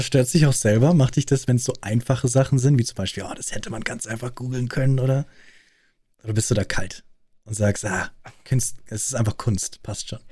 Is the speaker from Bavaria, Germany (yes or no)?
yes; Munich, Bavaria, Germany; accent: Munich; in München, äh, Großstadt München, wächst du auf und du redest nicht wirklich bayerisch, du redest münchnerisch